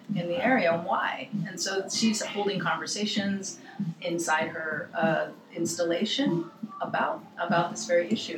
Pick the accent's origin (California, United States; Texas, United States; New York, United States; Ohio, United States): California, United States; Los Angeles; I grew up